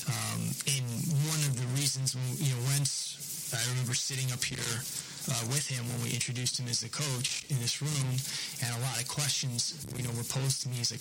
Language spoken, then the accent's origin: English; New England, United States; now in Oklahoma City, United States; you guys know I'm from New England